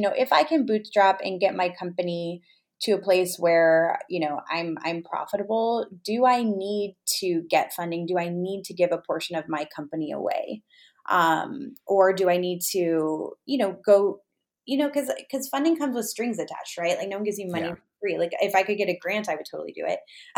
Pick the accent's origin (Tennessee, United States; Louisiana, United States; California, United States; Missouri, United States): California, United States; Los Angeles; I'm from the Los Angeles area